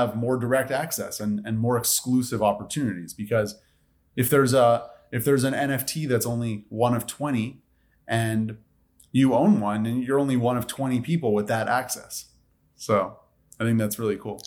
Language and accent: English; Montreal, Quebec, Canada; moved away; I'm from Montreal, Canada originally.